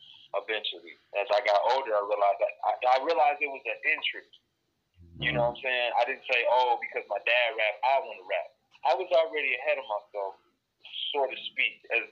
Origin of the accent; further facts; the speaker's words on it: Detroit, Michigan, United States; Detroit, Michigan. B-Town, baby